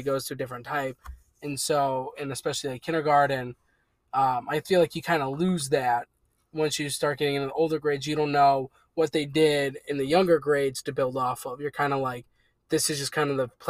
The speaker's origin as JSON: {"language": "English", "area": "suburbs of Chicago", "region": "Illinois", "country": "United States", "tie": "born or raised there", "said": "the suburbs of Chicago are home."}